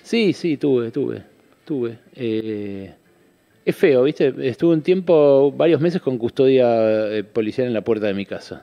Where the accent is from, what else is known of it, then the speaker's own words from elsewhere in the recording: Buenos Aires, Argentina; me crié acá, en Caballito